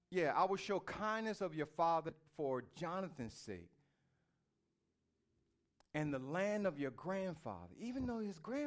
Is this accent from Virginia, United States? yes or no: yes; Norfolk, Virginia, United States; born there; How many of you all were born in a hospital? I was. I was born in Norfolk Community.